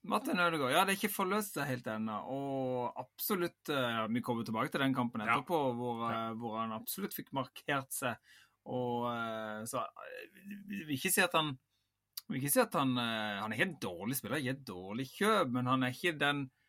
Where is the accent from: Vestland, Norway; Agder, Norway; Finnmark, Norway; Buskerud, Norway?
Agder, Norway; Vigeland; jeg er jo født og oppvokst på Vigeland